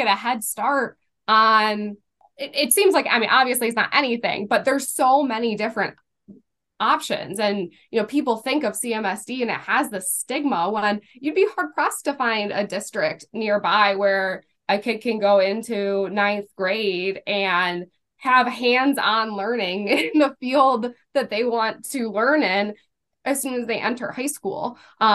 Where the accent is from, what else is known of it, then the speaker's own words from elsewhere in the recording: Cleveland, Ohio, United States; I grew up in Greater Cleveland